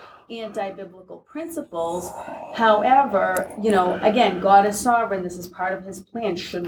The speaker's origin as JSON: {"language": "English", "country": "United States", "said": "as American Christians"}